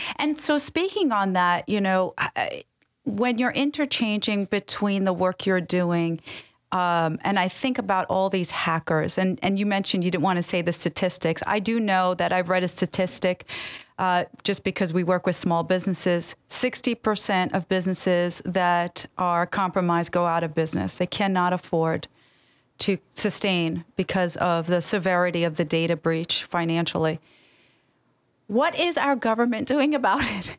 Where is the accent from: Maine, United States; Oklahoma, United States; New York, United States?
New York, United States; also born or lived in Middle East; I grew up in New York.